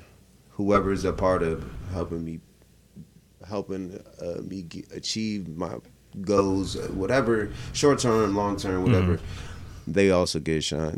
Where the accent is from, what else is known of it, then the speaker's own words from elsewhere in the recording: Maryland, United States; also born or lived in Washington, D.C. / Virginia; I'm from Maryland, bro.